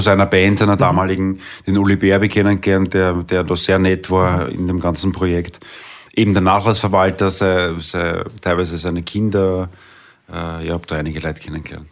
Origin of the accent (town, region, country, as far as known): Vienna, Austria; born or raised there; accent: Viennese dialect; first language Viennese dialect